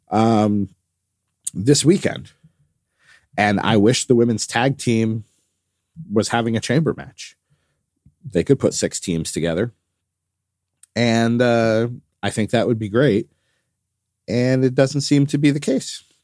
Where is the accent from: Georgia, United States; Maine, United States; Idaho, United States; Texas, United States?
Texas, United States; it will also snow in my hometown in Texas next week, which is seven hours south of me and near Houston.